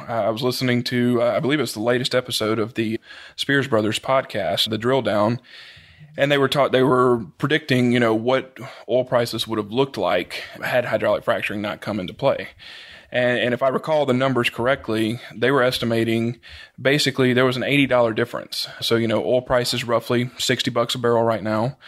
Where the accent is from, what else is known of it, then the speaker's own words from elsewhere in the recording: Collinsville, Mississippi, United States; It's a small town around Meridian, Mississippi, called Collinsville.